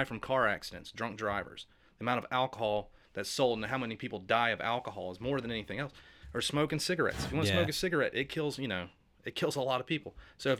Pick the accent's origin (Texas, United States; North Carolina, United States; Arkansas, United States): North Carolina, United States; Charlotte; I'm from Charlotte.